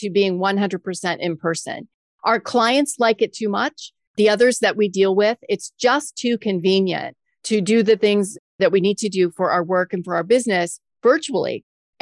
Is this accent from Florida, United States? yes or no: yes; Florida Keys, United States; moved away as an adult; now in Maryland, United States; I worked in radio news right out of college in the Florida Keys, which was my hometown